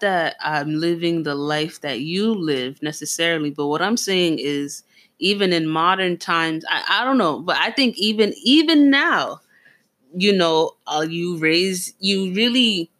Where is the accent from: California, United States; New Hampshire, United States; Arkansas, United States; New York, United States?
New York, United States; We're from New York. We're Nigerian